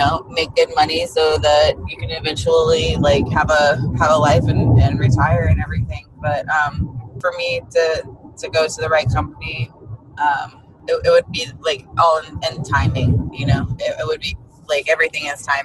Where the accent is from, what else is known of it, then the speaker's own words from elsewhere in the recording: Jacksonville, Florida, United States; I'm born and raised in Jacksonville